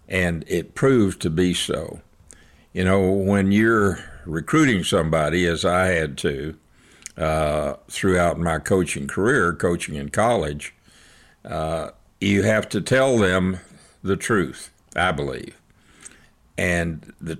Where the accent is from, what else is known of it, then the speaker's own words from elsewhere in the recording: Snyder, Texas, United States; I grew up in Snyder, Texas